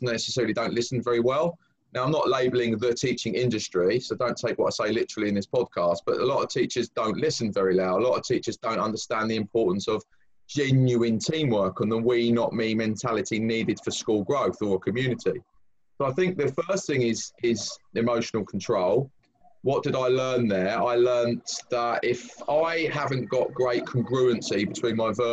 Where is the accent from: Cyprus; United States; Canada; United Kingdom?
United Kingdom; Brighton, South East England; moved away as an adult; also born or lived in London; I was born and bred in Brighton, which was from a working class family.